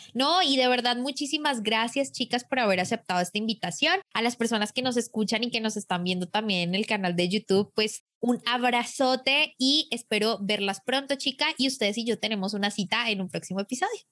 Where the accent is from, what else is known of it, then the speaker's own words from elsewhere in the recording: Colombia; los micrófonos en mi país